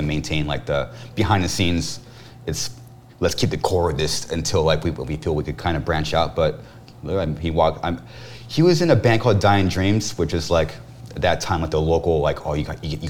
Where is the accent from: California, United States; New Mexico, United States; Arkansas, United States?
California, United States; Corona; we're actually from Corona.